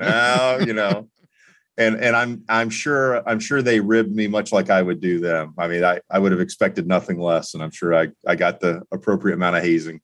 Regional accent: Florida, United States; also born or lived in North Carolina; now in Indianapolis, United States; growing up in Florida

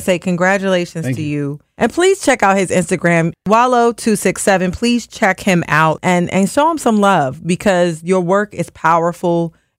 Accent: Washington, District of Columbia, United States; now in Philadelphia, United States; Now, I'm not from Philadelphia. I'm from Washington, D.C.

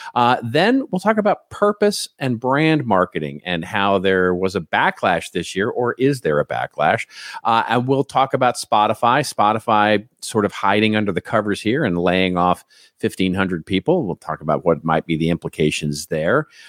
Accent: Texas, United States; I grew up in Texas

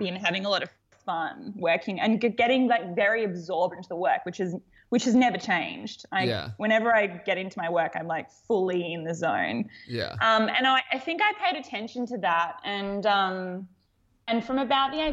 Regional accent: Melbourne, Victoria, Australia; I grew up in Melbourne in Australia.

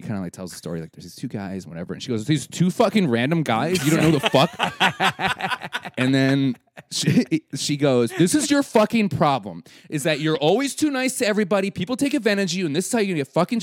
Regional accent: Wisconsin, United States; we're from Wisconsin

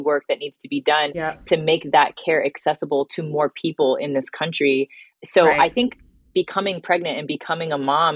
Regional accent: Bay Area, California, United States; moved away as an adult; also born or lived in New York; I'm from a small town in the Bay Area

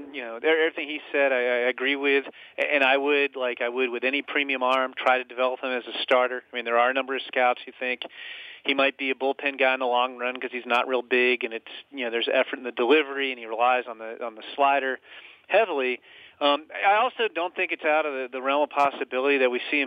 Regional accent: Northern Virginia, United States; where I grew up in Northern Virginia

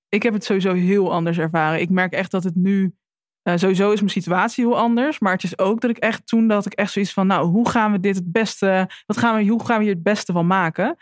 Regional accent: Drenthe, Netherlands; moved away as an adult; also born or lived in Alkmaar; ik kom uit Drenthe en ik ben in eerst in Alkmaar gaan wonen.

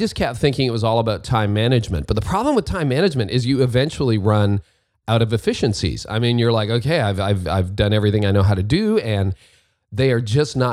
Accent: Canada; in Canada, my home country

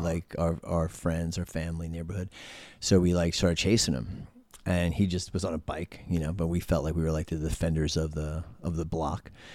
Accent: New York City, New York, United States; I was born in East Elmhurst Hospital

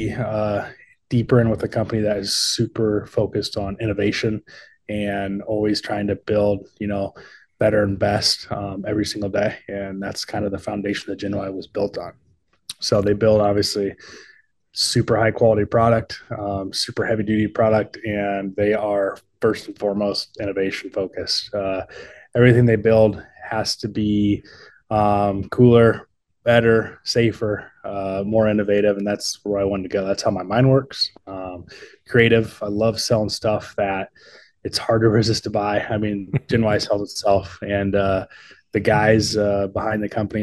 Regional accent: Elkhart County, Indiana, United States; also born or lived in Steamboat Springs, Colorado; born and raised in Indiana, Elkhart County, which is the RV capital of the world.

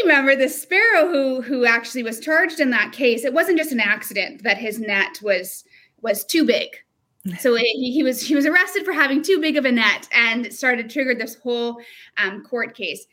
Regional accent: Vancouver, British Columbia, Canada; I was born and raised on the Fraser River with my family

